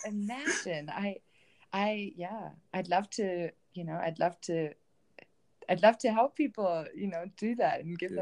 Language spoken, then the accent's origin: English; Bielefeld, North Rhine-Westphalia, Germany; moved away as an adult; I grew up in Germany. I grew up in a um, town called Bielefeld um, in Germany in the northwest, um, and I spent my first 25 years in that in that town